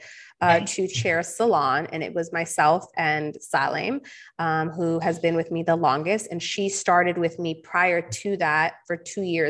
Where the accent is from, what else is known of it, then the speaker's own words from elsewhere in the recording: Southern California, United States; growing up in SoCal